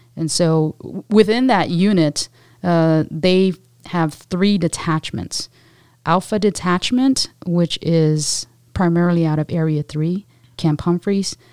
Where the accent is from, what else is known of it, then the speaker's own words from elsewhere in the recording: Guam; moved away as an adult; a little, highly energetic, uh, Pacific Islander, um, on the island of Guam